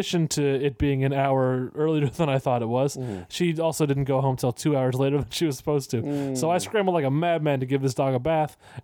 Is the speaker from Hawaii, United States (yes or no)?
no; California, United States; I'm from California